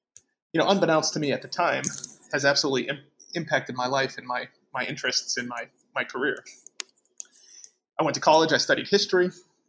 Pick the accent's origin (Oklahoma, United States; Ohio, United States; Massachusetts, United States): Massachusetts, United States; Southbridge; moved away as an adult; also born or lived in New Mexico / Washington; I'm originally from Massachusetts, a town called Southbridge. And I grew up in a community that was very, very ethnically diverse. I myself am the product of Italian migration. The community has a long history of immigration from Eastern, Western Europe, Asia, and increasingly